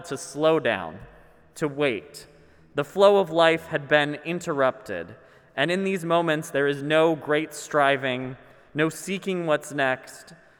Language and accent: English; Minnesota, United States; I'm Minnesotan